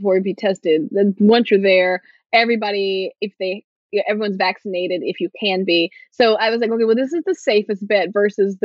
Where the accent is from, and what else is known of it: Martinsville, Virginia, United States; born or raised there; moved away as an adult; also born or lived in Northeast United States